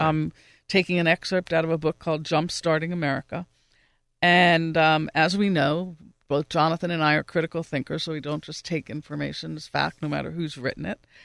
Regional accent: New York, United States; now in Pittsburgh, United States; I'm originally from New York. I haven't lived there in a long time

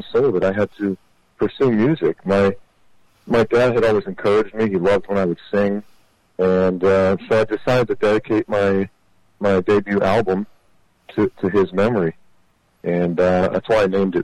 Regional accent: Pittsburgh, Pennsylvania, United States; also born or lived in Los Angeles; I'm a guy from Pittsburgh, Pennsylvania, grew up loving music

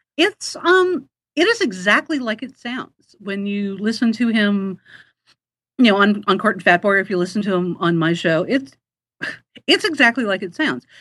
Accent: Manhattan Beach, California, United States; moved away as an adult; now in Portland, United States; I grew up in the Los Angeles area

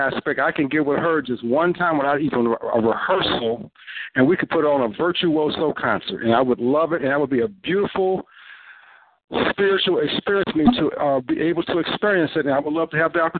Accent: Chicago, Illinois, United States; My dad was Fred Anderson of the Velvet Lounge out of Chicago. So I was raised around a lot of legends, like Dexter Gordon.

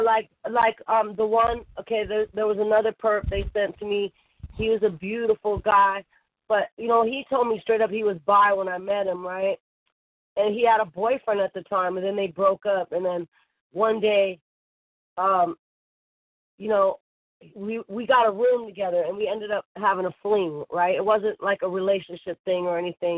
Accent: Bay Area, California, United States; moved away as an adult; I grew up in the Bay Area

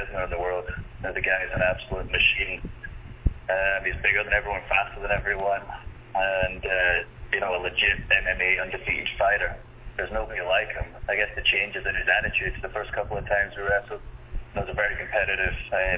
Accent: United Kingdom; I'm from Britain.

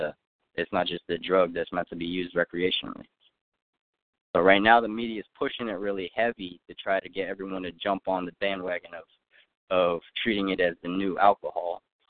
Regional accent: California, United States; now in Philadelphia, United States; So, I'm coming from Cali, out here in Philly now.

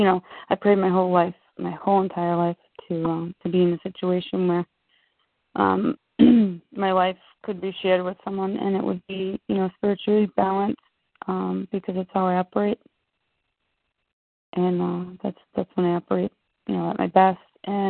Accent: Massachusetts, United States; No, actually, I lived on the East Coast. {S4} Okay. {S3} I was from Massachusetts.

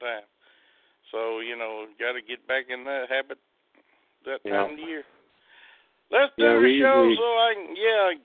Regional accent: the South, United States; I'm from the South.

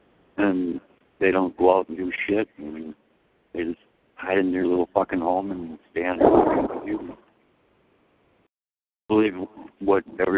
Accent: Poland; I came from fucking Poland, dude. Poland.

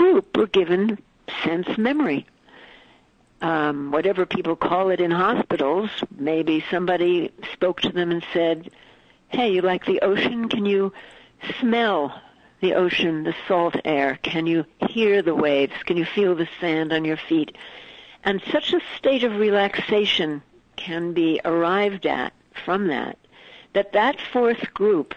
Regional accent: New York City, New York, United States; now in Topanga, United States; I grew up in Manhattan, so Broadway was actually only two blocks from my house

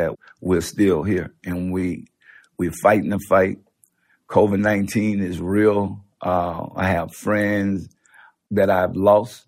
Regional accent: New Orleans, Louisiana, United States; I come from New Orleans

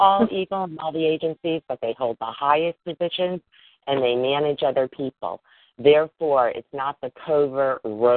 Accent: Connecticut, United States; also born or lived in Silver Spring, Maryland; I'm currently in Connecticut on the East Coast. This is my home state

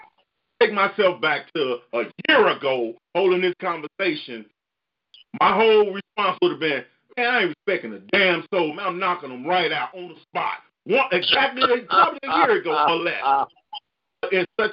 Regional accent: Chicago, Illinois, United States; I'm from Chicago. I'm from Inglewood.

